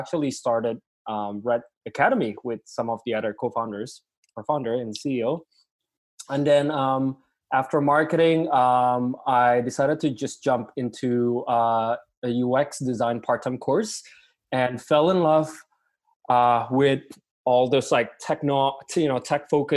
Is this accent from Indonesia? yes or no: yes; Indonesia; now in Vancouver, Canada; I'm also from Indonesia